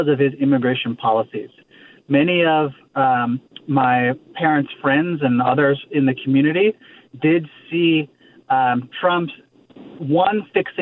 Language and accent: English; Midwest, United States; now in Santa Clara, United States; I grew up in the Midwest.